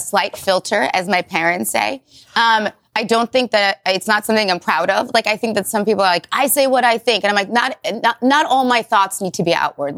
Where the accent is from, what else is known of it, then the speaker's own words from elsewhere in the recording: Ukraine; now in United States; I was from Ukraine